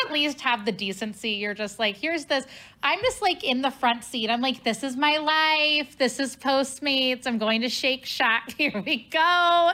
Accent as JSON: {"language": "English", "town": "Cincinnati", "region": "Ohio", "country": "United States", "tie": "born or raised there", "moved": "yes", "lives_now": "St. Louis, United States", "said": "my hometown of Cincinnati"}